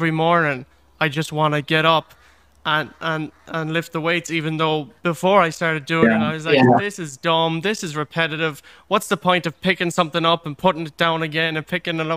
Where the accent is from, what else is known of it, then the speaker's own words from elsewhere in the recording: Ireland; also born or lived in Galway; I live here in Galway, that's still Ireland. Like, we're all Irish people at the end of the day.